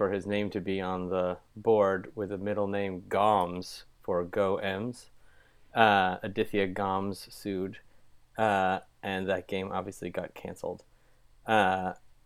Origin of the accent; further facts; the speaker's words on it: Bellevue, Washington, United States; moved away as an adult; also born or lived in Lake Stevens, Washington / Issaquah, Washington / East Coast; now in Los Angeles, United States; I grew up in Lake Stevens, and basically grew up in Bellevue, Issaquah.